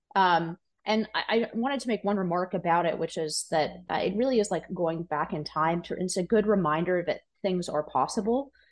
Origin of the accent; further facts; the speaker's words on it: California, United States; my home state of California